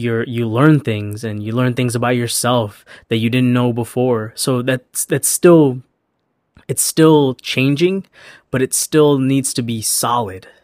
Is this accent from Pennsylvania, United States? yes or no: no; Chicago, Illinois, United States; moved away as an adult; also born or lived in Los Angeles; I was born and raised in Chicago, and I moved to L A for, for college